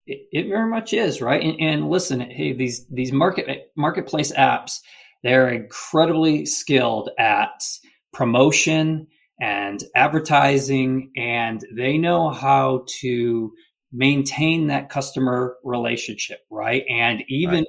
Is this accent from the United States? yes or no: yes; Michigan, United States; now in Chattanooga, United States; I'm originally from Michigan